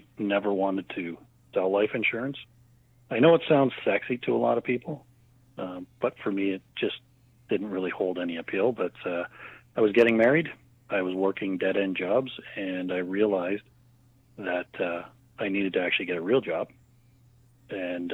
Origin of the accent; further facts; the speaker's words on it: Hamilton, Ontario, Canada; So I am from Hamilton, lived most of my life in Hamilton.